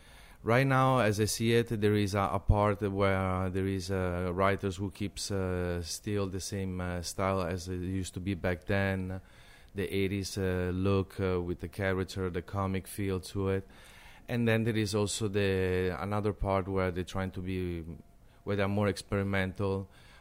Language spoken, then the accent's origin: English; Denmark; also born or lived in Italy; I grew up painting graffiti in Denmark. That's where I met graffiti.